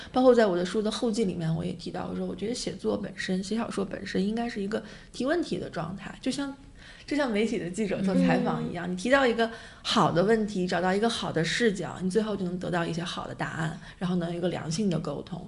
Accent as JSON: {"language": "Chinese", "region": "Beijing", "country": "China", "tie": "born or raised there", "said": "我从小就在北京生活，然后毕业、工作、结婚、生孩子"}